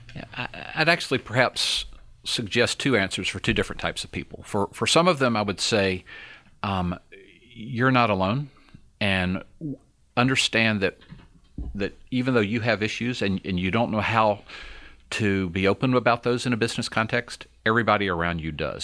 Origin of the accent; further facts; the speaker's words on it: Georgia, United States; also born or lived in Alabama; I was born in Alabama. Didn't live there long. I was raised in Georgia